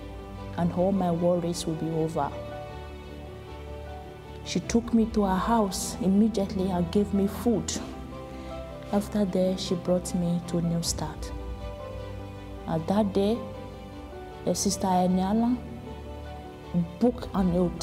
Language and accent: English; Nigeria; moved away as an adult; I came from Nigeria